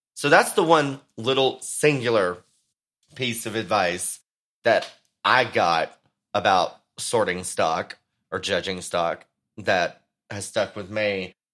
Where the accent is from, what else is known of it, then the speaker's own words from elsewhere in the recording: Texas, United States; my home state